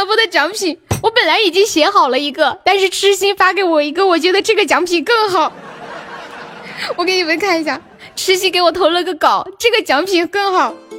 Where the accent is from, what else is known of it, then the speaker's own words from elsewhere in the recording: Chengdu, Sichuan, China; accent: Sichuanese; 我是成都的